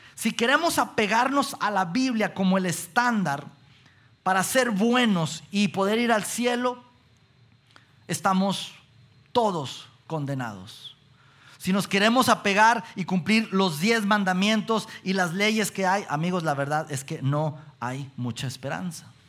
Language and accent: Spanish; Mexico; como mexicanos que somos